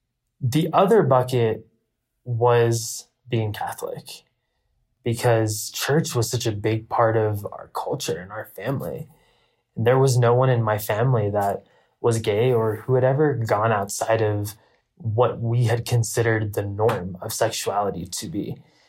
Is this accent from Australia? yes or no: no; India; The first is me being Indian. The Indian culture is a culture full of taboos.